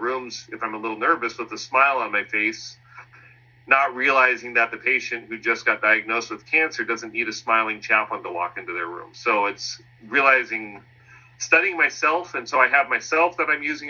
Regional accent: Concord, California, United States; Mount Diablo Medical Center in Concord, which was my hometown

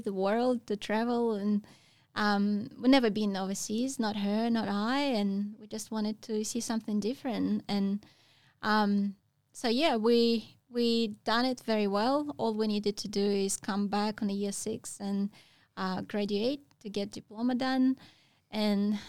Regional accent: Russia; moved away as an adult; I grew up in Russia. We don't have any waves back home

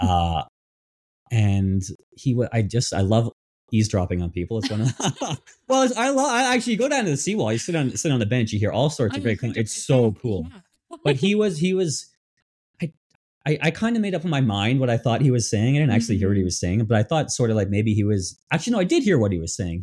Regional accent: Ontario, Canada; moved away as an adult; now in Vancouver, Canada; I'm I'm from Ontario. I've been here many years

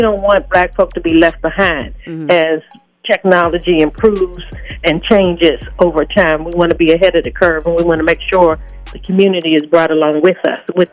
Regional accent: Pittsburgh, Pennsylvania, United States; now in Minneapolis-Saint Paul, United States; I'm from Pittsburgh, Pennsylvania initially

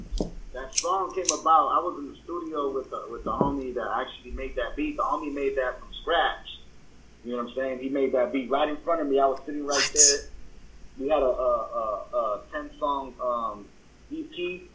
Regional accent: West Coast, United States; You know, we're from the West Coast, so

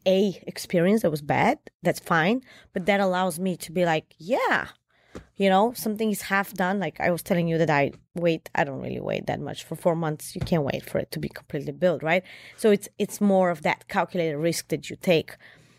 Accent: Bulgaria; And here I am from Bulgaria. I went through so much in life

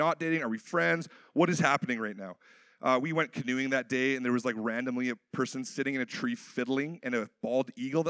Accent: Canada; a Canadian born in the 90s

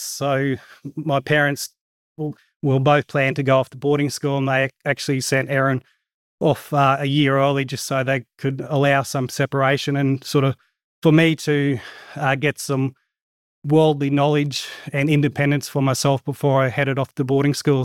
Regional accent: Goondiwindi, Queensland, Australia; We're sort of born and bred in Gundawind and lived here all my life

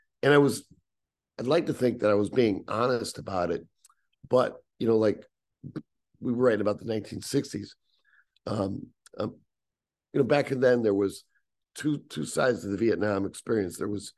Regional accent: Syracuse, New York, United States; moved away; the Syracuse that I grew up with that helped shape me as a man, as a writer.

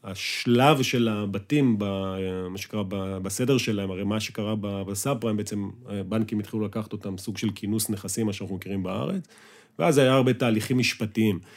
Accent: Northern District, Israel; שאנחנו חברי ילדות מגיל אה, שלוש, מרמת הגולן. אשכרה. היינו בגן ביחד, כן, וגדלנו ביחד

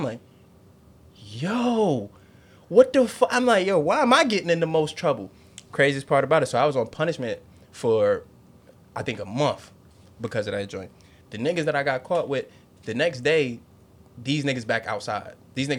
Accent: Norfolk, Virginia, United States; especially like where I grew up in Norfolk, like, especially like the early part. Yeah, it was just mad kids around. We all lived in this like little cul-de-sac

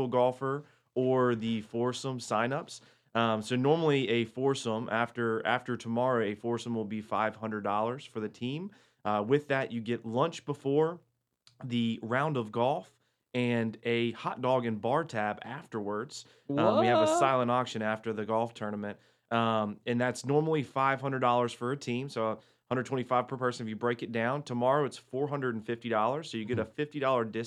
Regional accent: Hickory, North Carolina, United States; moved away as an adult; now in Cornelius, United States; I grew up in Hickory.

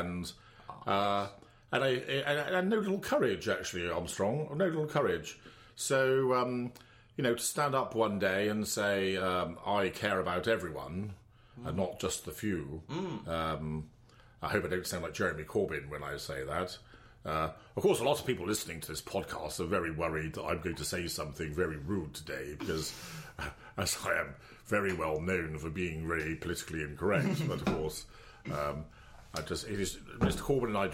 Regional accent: Wembdon, South West England, United Kingdom; also born or lived in Cardiff; I was brought up in Wemden. My parents still live there

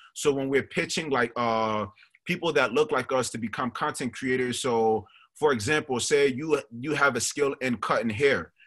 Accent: New York City, New York, United States; also born or lived in Monrovia, Liberia; raised in Staten Island, New York.

